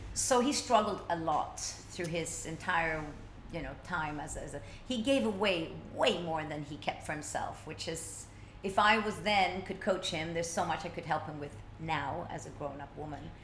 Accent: Stockholm, Stockholm County, Sweden; when I was a little kid growing up in Stockholm

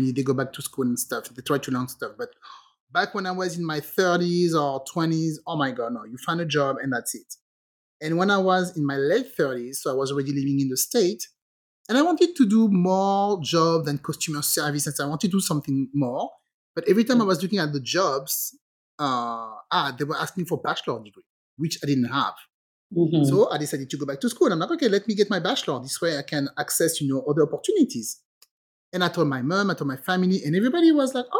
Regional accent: France; English is a second language; moved away as an adult; also born or lived in England; I grew up in France.

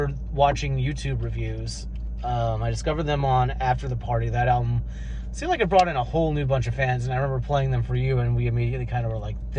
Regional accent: Midwest, United States; now in California, United States; I grew up in the Midwest.

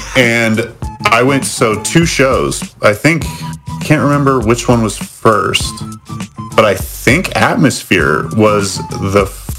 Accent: Bend, Oregon, United States; coming to my hometown.

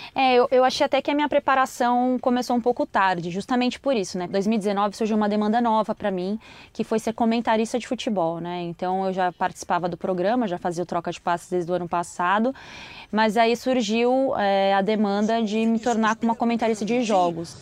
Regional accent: São Paulo, Brazil; moved away as an adult; now in Rio de Janeiro, Brazil; eu tô morando no Rio de Janeiro, é, eu sou paulistana, faz menos de um ano que eu moro no Rio

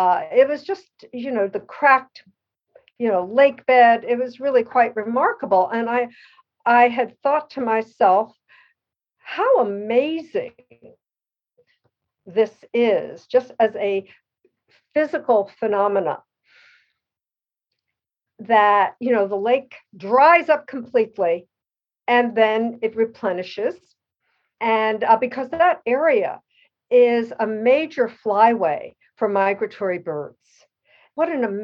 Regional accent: Elizabeth, New Jersey, United States; moved away as an adult; now in Pacific Northwest, United States; growing up in Elizabeth, New Jersey

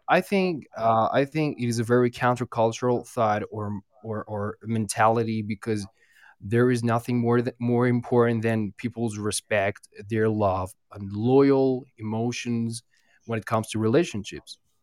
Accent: Iran; I'm from Iran

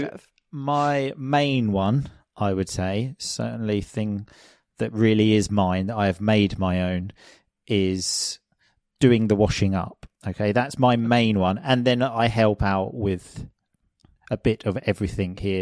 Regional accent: England, United Kingdom; moved away as an adult; also born or lived in Sicily; I'm obviously from England, which, as I think most people know, is not the sunniest place in the world

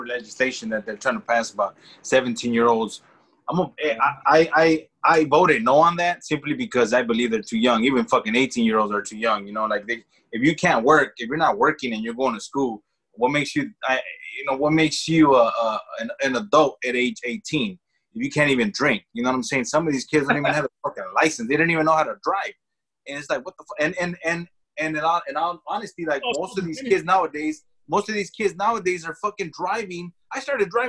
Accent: Los Angeles, California, United States; I grew up in the Echo Park area

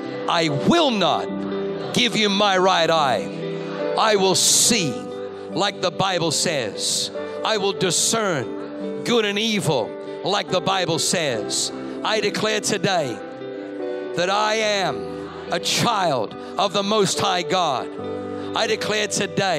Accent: Australia; moved away; Growing up in Australia

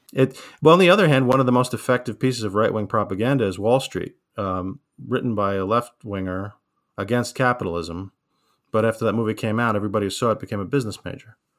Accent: New York City, New York, United States; growing up in Staten Isle in the eighties

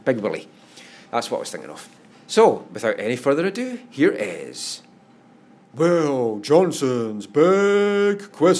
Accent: East Coast of Scotland, United Kingdom; I'm from the East Coast

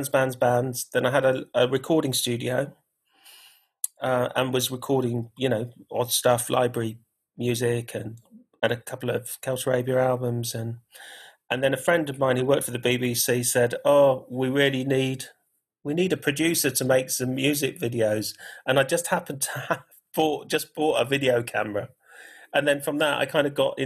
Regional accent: Gibraltar; My take on it was like, I'm from Gibraltar. So when I kind of was a kid, I used to go there a lot. And you could hear Spanish radio, English radio, Moroccan radio just by doing that.

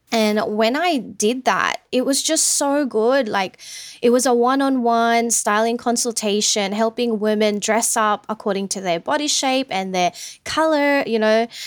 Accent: Sydney, New South Wales, Australia; also born or lived in Philippines; we migrated over here in Sydney back when I was ten years old. So went to school here, had high school here. Um, I'm basically an Aussie

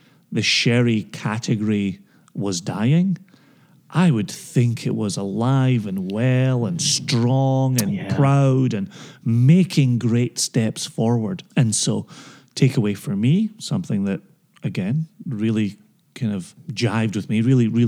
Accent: Scotland, United Kingdom; as a Scotsman who travels the world talking about whiskey

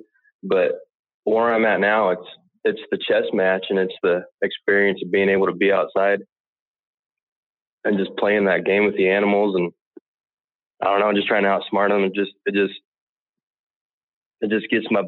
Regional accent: Colorado, United States; I grew up out in Colorado.

